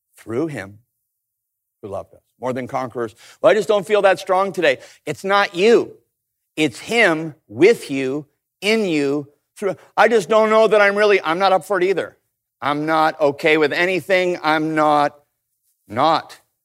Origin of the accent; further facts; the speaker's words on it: Canada; I grew up in Canada